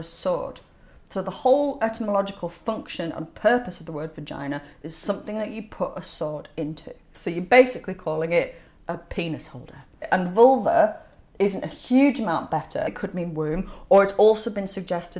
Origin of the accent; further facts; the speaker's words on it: Leeds, Yorkshire and the Humber, United Kingdom; I'm from Leeds